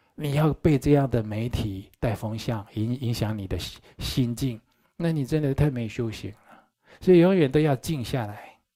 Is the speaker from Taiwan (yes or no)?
yes; Taichung, Taiwan; 我从小住在台中殡仪馆对面，我在那里长大的